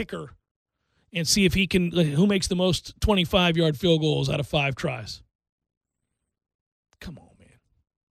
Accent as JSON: {"language": "English", "country": "United States", "said": "I'm just an American guy who grew up playing soccer"}